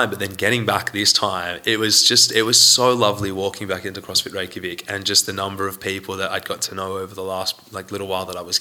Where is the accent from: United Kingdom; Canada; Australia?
Australia; Sydney, New South Wales; now in Iceland; Sydney? Sydney? You're yeah.